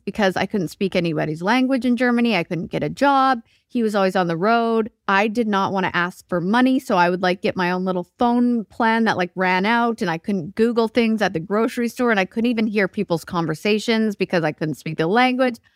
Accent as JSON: {"language": "English", "region": "Alberta", "country": "Canada", "tie": "born or raised there", "also_born_or_lived": "Vancouver", "moved": "as an adult", "lives_now": "Nashville, United States", "said": "I grew up in Alberta and then moved to Vancouver when I was twenty."}